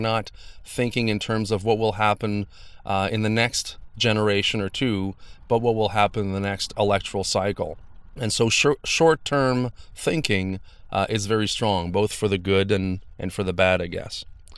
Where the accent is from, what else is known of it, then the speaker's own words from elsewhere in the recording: Canada; Now, as a Canadian, I always felt like we had a little bit the one-up. You know, you don't hear a lot about violence and things like that in Canada, at least less.